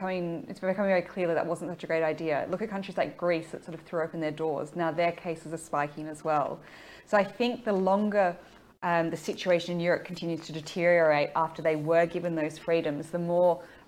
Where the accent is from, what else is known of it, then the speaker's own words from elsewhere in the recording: Victoria, Australia; moved away; I'm from Victoria.